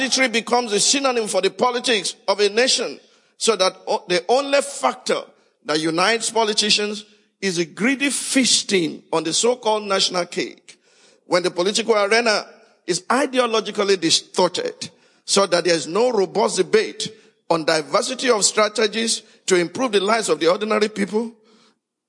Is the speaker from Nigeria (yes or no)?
yes; Nigeria; Fellow Nigerians